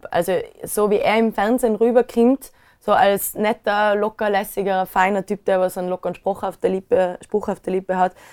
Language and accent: German; Inzing, Tyrol, Austria; da war immer Beilerfestel bei uns in Inzing